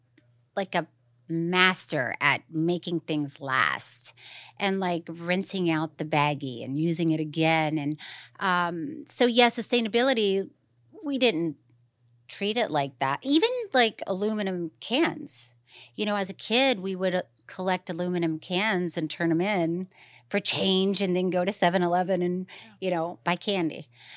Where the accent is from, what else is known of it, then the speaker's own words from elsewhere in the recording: Florida, United States; now in Los Angeles, United States; So, as you know, growing up in Florida, I just thought, once again, that's how everybody, I thought everybody just walked around sweaty.